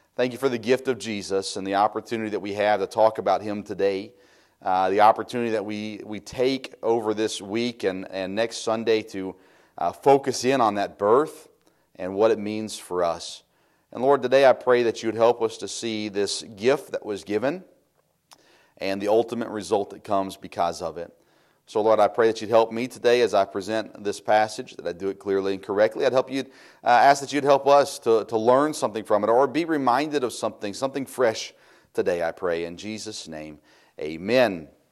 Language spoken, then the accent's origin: English; United States; as American Christians